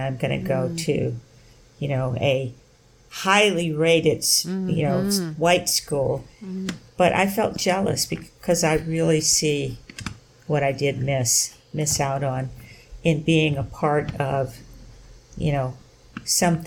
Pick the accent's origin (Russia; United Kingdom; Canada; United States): United States; the South; moved away; growing up in the Jim Crow South